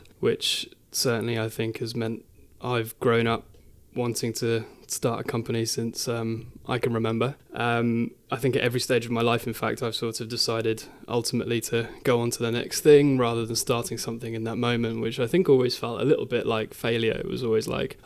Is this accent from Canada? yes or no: no; Midlands, United Kingdom; I was born and raised in the Midlands